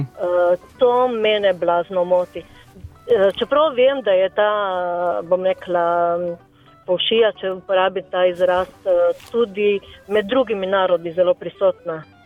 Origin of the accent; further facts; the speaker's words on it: Slovenia; Slovenci smo kar precej samozavestni